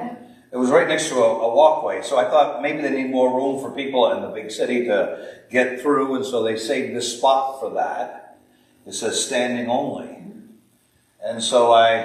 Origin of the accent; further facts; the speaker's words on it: Maine, United States; I'm from Maine